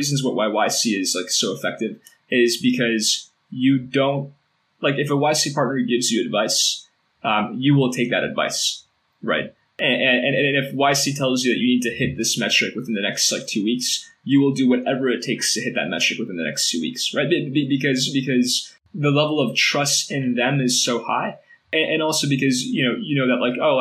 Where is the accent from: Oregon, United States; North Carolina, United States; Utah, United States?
Oregon, United States; Portland; I grew up in Portland